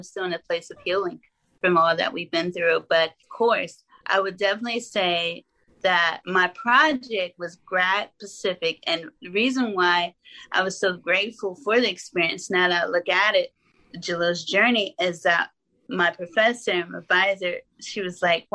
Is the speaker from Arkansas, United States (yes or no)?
yes; Arkansas, United States; I'm from Arkansas